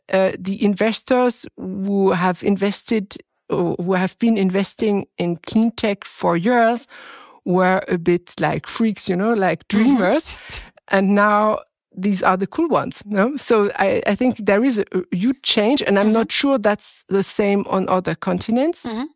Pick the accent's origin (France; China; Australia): France; English is a second language; I was born in France and I'm French